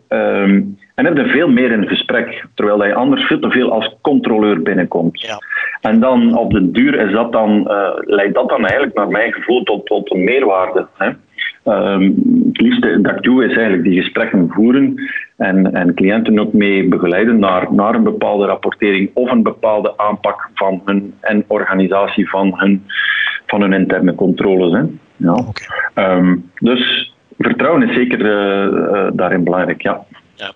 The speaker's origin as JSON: {"language": "Dutch", "town": "Antwerp", "region": "Flanders", "country": "Belgium", "accent": "Antwerp", "said": "van opleiding mijn TW in Antwerpen. Eh, zo klinkt ook mijn accent."}